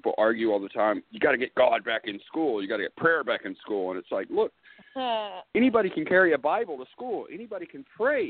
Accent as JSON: {"language": "English", "region": "Arkansas", "country": "United States", "tie": "born or raised there", "said": "I grew up here in Arkansas"}